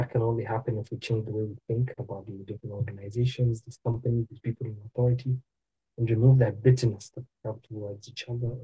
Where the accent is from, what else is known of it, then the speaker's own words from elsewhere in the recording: Uganda; now in Canada; I am from Uganda.